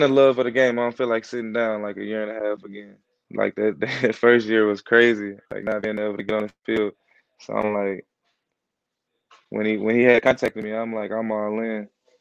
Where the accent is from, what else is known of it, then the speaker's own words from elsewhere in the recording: St. Louis, Missouri, United States; moved away; I come from St. Louis.